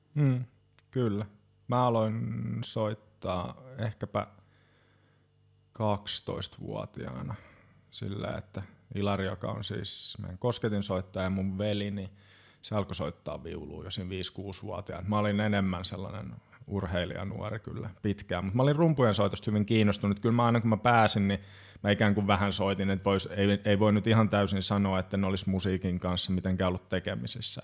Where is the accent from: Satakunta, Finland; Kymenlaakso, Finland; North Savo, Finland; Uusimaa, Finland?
Kymenlaakso, Finland; Hamina; also born or lived in Kajaani / Joensuu; now in Espoo, Finland; Haminasta minä olen kotoisin.